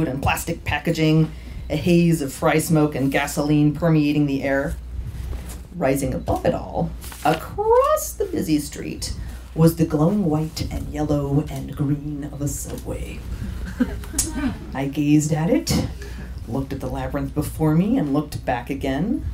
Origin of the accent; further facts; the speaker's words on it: San Diego, California, United States; moved away as an adult; also born or lived in Oakland; now in San Diego, United States; came back to my hometown